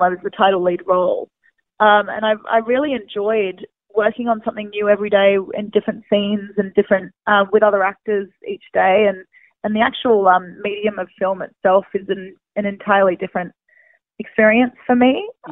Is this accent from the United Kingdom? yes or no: no; Perth, Western Australia, Australia; moved away as an adult; now in United States; Perth, which yeah. is my hometown